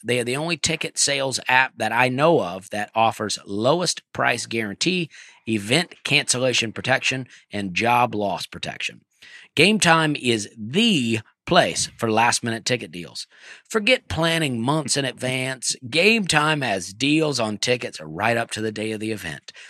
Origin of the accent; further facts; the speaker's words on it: Alabama, United States; I'm from Alabama